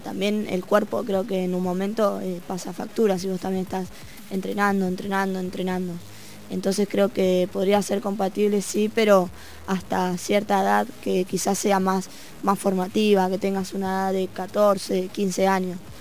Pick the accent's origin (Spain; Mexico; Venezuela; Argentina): Argentina; Avellaneda, Buenos Aires Province; yo soy de Avellaneda